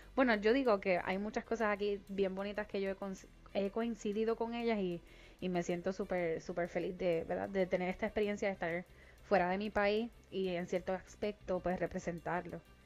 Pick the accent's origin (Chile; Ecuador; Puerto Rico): Puerto Rico; moved away; nosotros los puertorriqueños, aunque seamos ciudadanos americanos, somos extranjeros